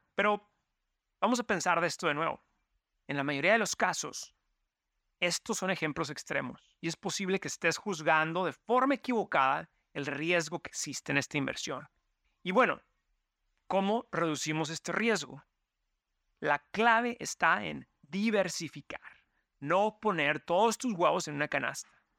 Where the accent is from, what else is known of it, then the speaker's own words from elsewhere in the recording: Mexico; now in New York, United States; mi familia que venimos de México